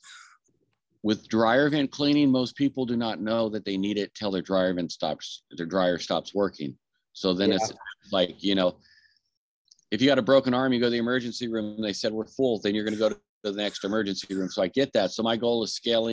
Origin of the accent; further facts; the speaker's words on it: Anaheim, California, United States; I was born and raised in Southern California